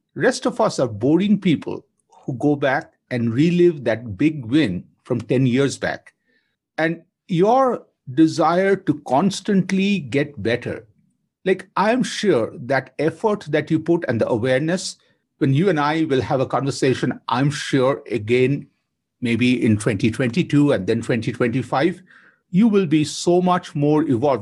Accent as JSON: {"language": "English", "town": "Kolkata", "region": "West Bengal", "country": "India", "tie": "born or raised there", "said": "I grew up in Kolkata with her"}